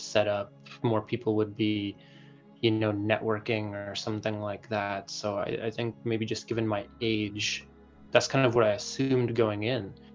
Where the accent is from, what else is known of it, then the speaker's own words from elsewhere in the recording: Madison, Wisconsin, United States; I was born and raised in Madison, Wisconsin